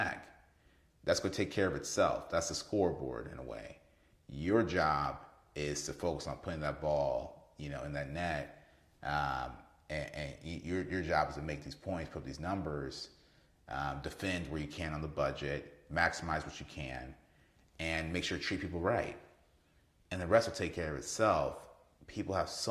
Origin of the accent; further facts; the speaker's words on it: Kansas City, Missouri, United States; I'm from Kansas City